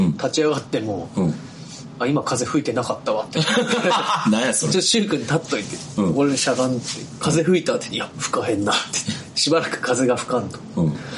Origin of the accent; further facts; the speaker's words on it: Tottori, Japan; moved away; 地元鳥取